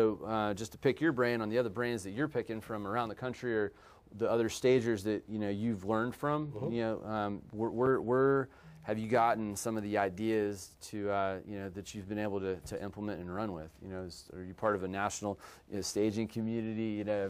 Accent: Canada; now in Texas, United States; Can you imagine being a Canadian in Texas, okay, and then where everybody stages back there, and then here a lot of people won't do it

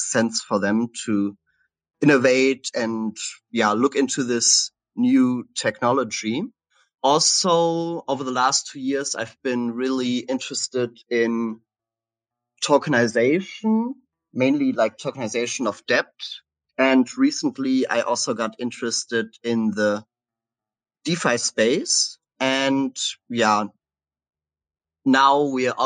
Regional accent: Cologne, North Rhine-Westphalia, Germany; moved away as an adult; also born or lived in Halle, Germany / Berlin, Germany; I'm originally from Germany, from the Cologne area

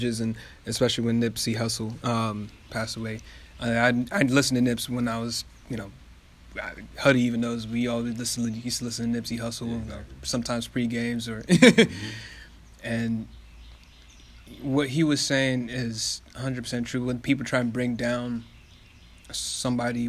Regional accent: Kenya; now in United States; I'm from Africa. I'm from Kenya

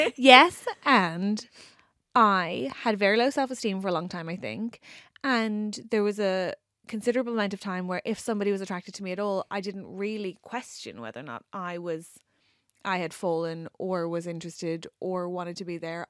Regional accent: Ireland; accent: Irish; moved away as an adult; now in England; being Irish

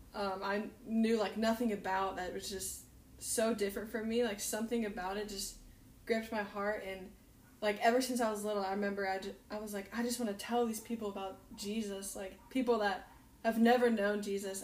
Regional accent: North Carolina, United States; now in Kona, United States; I'm from North Carolina

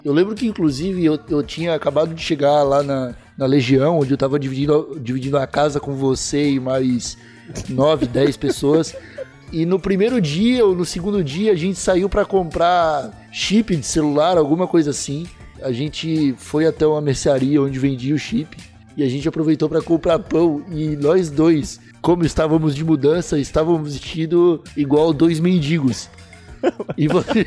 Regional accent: Palhoça, Santa Catarina, Brazil; moved away as an adult; also born or lived in Santo André / Osasco; now in Lisbon, Portugal; eu saí de Palhoça para São Paulo quando eu tinha 19 anos

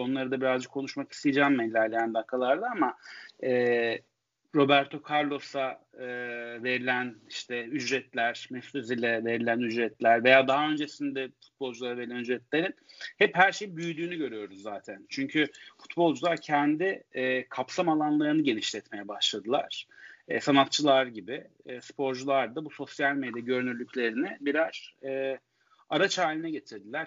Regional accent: Istanbul, Turkey; Bir Kadıköylüyüm. Ee, Kadıköy'de yaşayamıyorum şu anda.

